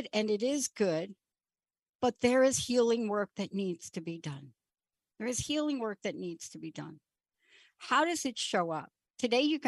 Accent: New York City, New York, United States; I was a kid from the Bronx

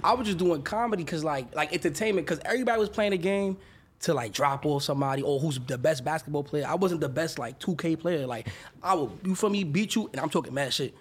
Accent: New York City, New York, United States; also born or lived in Dominican Republic / Atlanta; I'm from the Bronx, New York

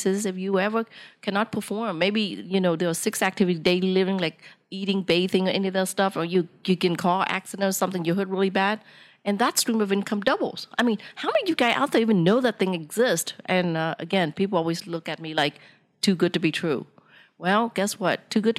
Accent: Vietnam; English is a second language; you asked me earlier, what country am I from? I said, I'm from Vietnam.

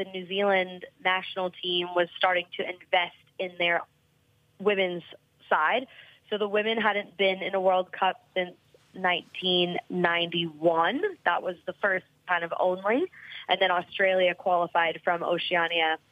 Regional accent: Los Angeles, California, United States; first language English; moved away as an adult; also born or lived in Sweden; I was born and raised in Los Angeles

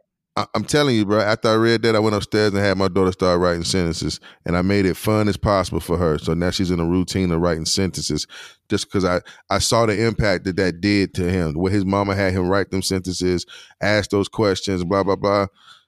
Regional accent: Durham, North Carolina, United States; In Durham, right here at the crib, Durham, North Carolina.

